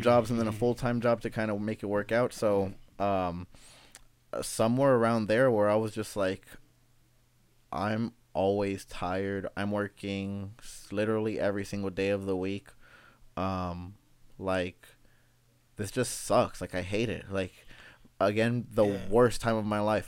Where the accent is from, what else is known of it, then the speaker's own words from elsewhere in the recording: Los Angeles, California, United States; also born or lived in Sacramento; born and raised in South Central Los Angeles